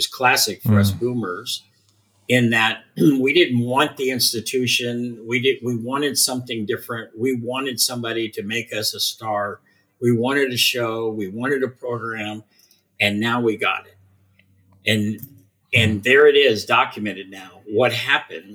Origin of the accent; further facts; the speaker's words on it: Southern California, United States; I come from Southern California